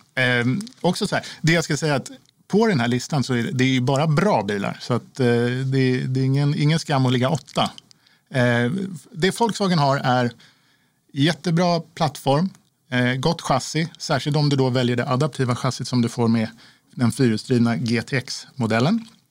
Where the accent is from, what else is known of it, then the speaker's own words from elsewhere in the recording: Sweden; som svensk